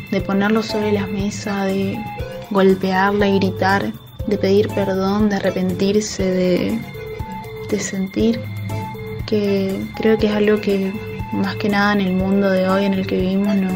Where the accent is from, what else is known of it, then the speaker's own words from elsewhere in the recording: Misiones, Argentina; Soy argentina, de la provincia de Misiones.